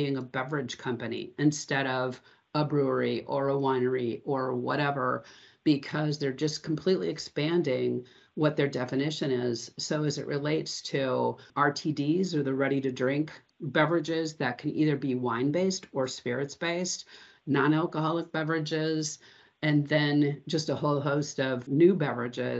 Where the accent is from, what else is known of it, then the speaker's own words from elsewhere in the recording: Santa Rosa, California, United States; my hometown here of Santa Rosa in Sonoma